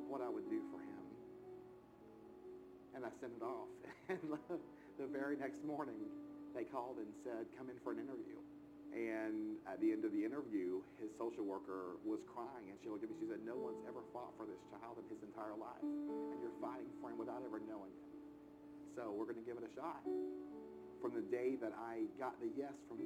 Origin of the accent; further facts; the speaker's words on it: outside of Chattanooga, Tennessee, United States; I grew up outside of Chattanooga, Tennessee